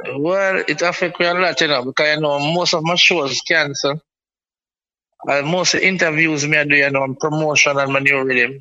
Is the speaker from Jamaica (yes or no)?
yes; Kingston, Jamaica; I'm from Seaview Garden. Lanspen in Kingston